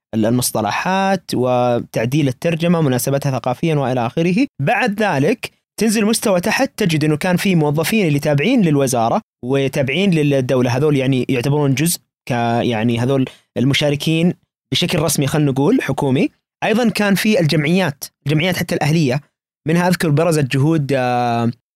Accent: Saudi Arabia; كوننا سعوديين

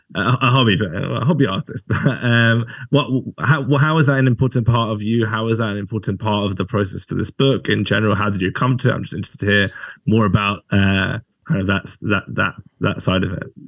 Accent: England, United Kingdom; me as an English person

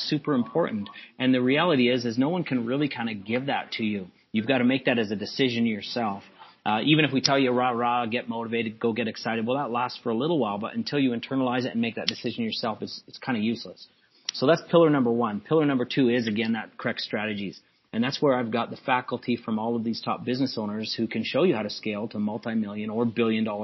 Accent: Calgary, Alberta, Canada; I was born and raised in Calgary. I went to junior high and high school and all these schools

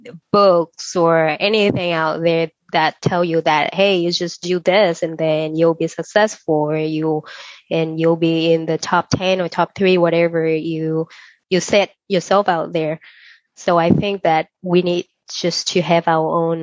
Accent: Vietnam; now in Los Angeles, United States; I was born in Vietnam, so I wanted to have something about my country.

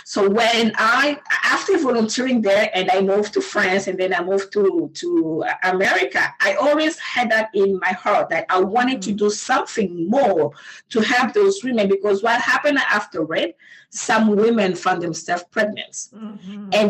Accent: DR Congo; English is a second language; moved away as an adult; I was born and raised in Congo. I left my country um, in 2003. In 2003, and uh, in that right after I finished college, I went to the in the eastern part of my country

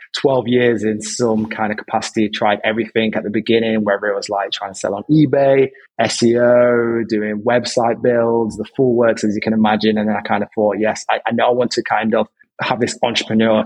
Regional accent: Derby, East Midlands, United Kingdom; now in London, United Kingdom; previously my hometown is Derby, which is up north

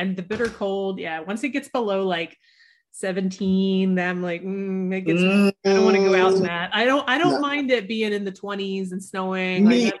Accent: the South, United States; Well, it's funny because like I grew up in the South, and at that time, like wine was not a thing that we did in the South.

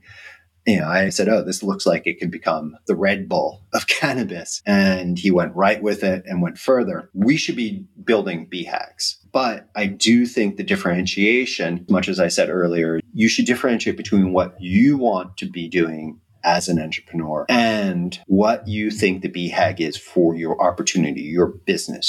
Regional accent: United States; moved away as an adult; as an American living abroad

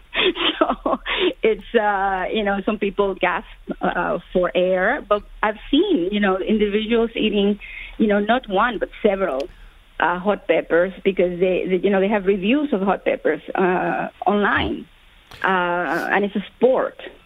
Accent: Cuba; moved away; I was born in Cuba

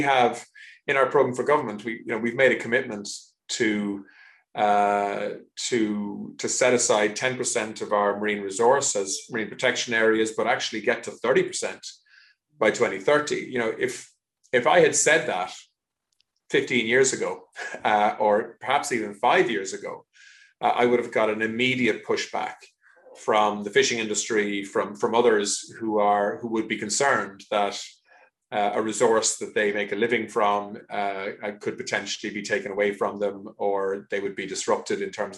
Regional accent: Cork, Munster, Ireland; I grew up in Cork Harbour

